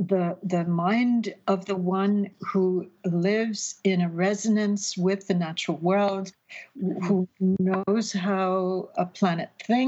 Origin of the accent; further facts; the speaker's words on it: Paddington, London, United Kingdom; born there; I would be going back to my father's family who had emigrated to London, which is where I told you I was born. I was born in Paddington. That's where all the Irish people landed.